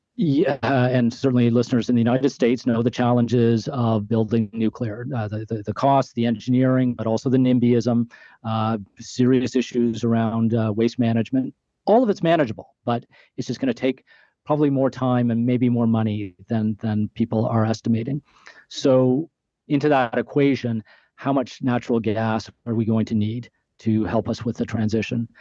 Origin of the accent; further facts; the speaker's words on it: Canada; being Canadian